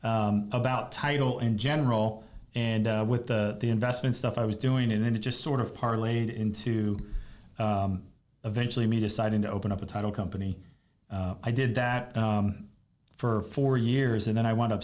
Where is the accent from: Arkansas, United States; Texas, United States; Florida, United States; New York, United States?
Florida, United States; Fort Lauderdale; moved away; I grew up in Fort Lauderdale